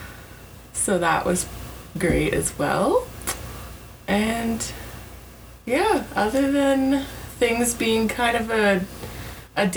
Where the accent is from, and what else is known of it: Kamloops, British Columbia, Canada; born or raised there; also born or lived in New Westminster, British Columbia / Port Coquitlam, British Columbia